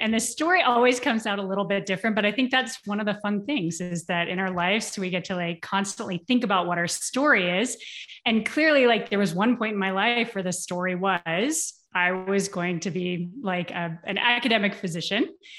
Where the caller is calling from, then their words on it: Bend, Oregon, United States; I am calling in from Bend, Oregon currently.